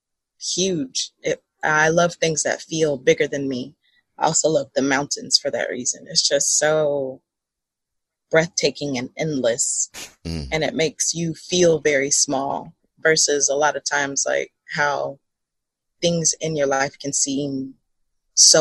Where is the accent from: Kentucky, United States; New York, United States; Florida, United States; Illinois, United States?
Illinois, United States; Southern; I grew up in Southern Illinois